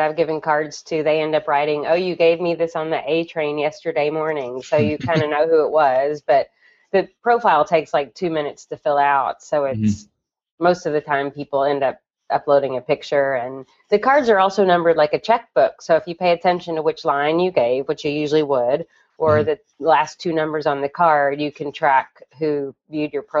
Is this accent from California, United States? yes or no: no; Kentucky, United States; moved away as an adult; now in New York City, United States; I'm from Kentucky, and 18 years ago, I tossed up my hat and left architecture school to move to New York City